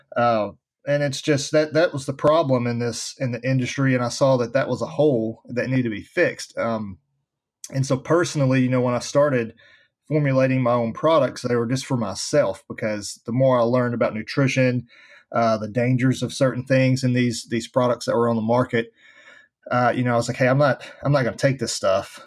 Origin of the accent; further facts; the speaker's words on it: Nashville, Tennessee, United States; I was born and raised here in Nashville, Tennessee